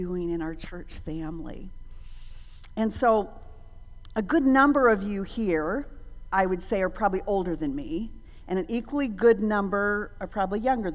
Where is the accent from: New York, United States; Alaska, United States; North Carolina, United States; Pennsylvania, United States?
Alaska, United States; moved away; also born or lived in Dominican Republic; growing up in Alaska.